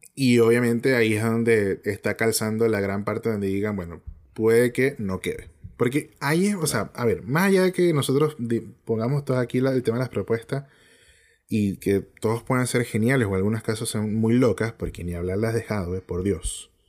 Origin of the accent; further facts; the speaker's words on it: Venezuela; now in Chile; nosotros como venezolanos